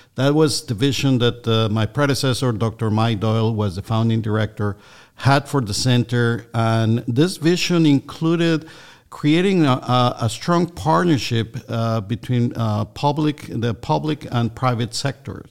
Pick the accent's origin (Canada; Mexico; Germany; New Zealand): Mexico; moved away as an adult; also born or lived in Minnesota, United States; now in Georgia, United States; I'm originally from Mexico